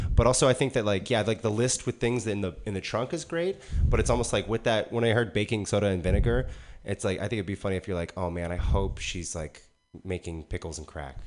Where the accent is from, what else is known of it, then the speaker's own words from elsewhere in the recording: Texas, United States; growing up in Texas, I heard a lot of like um, like southern